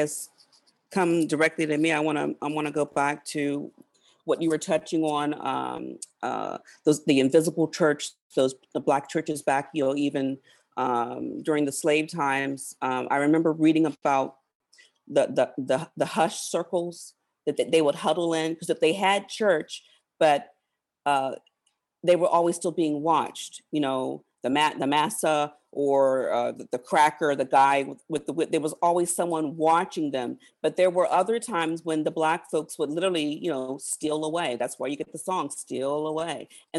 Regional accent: Virginia, United States; I was born early 70s. I grew up in Southern Virginia. The church I went to, many of those folks marched with Dr. King.

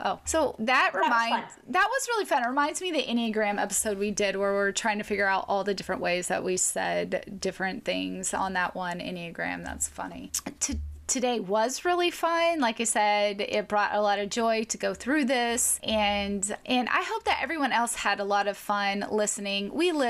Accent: the South, United States; I grew up in the South saying Coke.

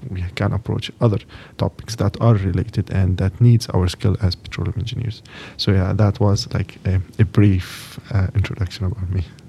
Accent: Lebanon; moved away as an adult; now in Texas, United States; I'm from Lebanon, from Middle East.

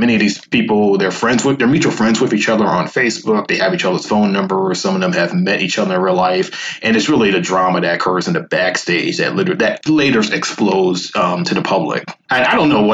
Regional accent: Northeast, United States; I'm from the Northeast

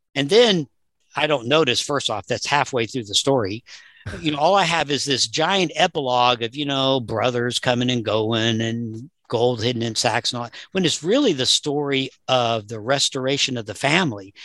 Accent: Southern US, United States; I grew up in the Southern U S

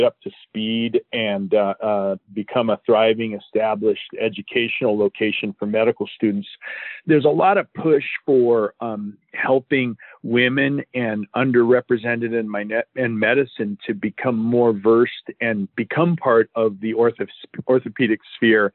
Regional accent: Southern California, United States; I was born and raised in Southern California

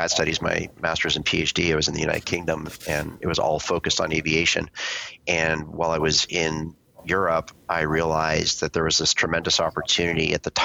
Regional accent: Vancouver, British Columbia, Canada; I grew up in Vancouver, Canada

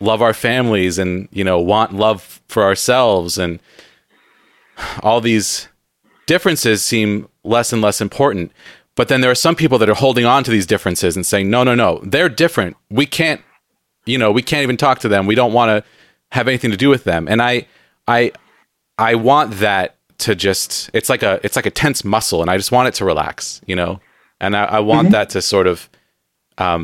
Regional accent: San Diego, California, United States; now in Seattle, United States; growing up in San Diego

